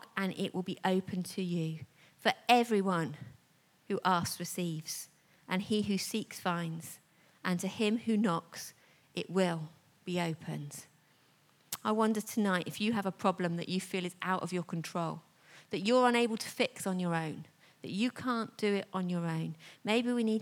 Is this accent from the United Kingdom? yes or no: yes; United Kingdom; we're very British